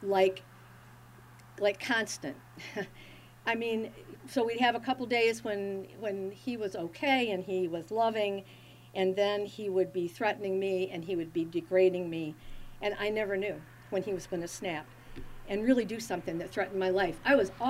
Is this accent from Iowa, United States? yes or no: no; Berrien County, Michigan, United States; I was born and I grew up in Berrien County